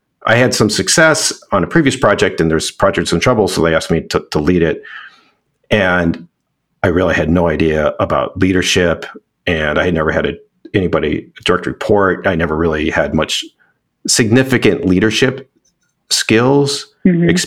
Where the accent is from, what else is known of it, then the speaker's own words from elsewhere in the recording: Chicago, Illinois, United States; I was raised in Chicago, suburb of Chicago